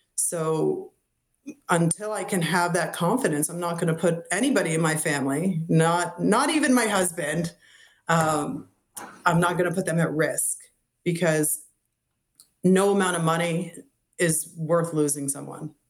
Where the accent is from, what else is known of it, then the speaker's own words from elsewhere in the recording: Massachusetts, United States; now in Florida, United States; growing up in Massachusetts